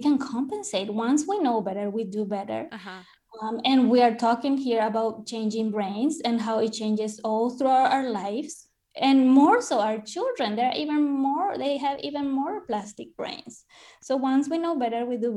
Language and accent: English; Paraguay; also born or lived in Canada; now in Spain; I grew up in South America, in the heart of South America, in Paraguay